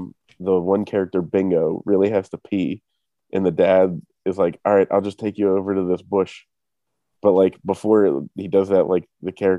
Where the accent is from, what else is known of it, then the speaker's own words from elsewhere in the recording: Pittsburgh, Pennsylvania, United States; what we say in Pittsburgh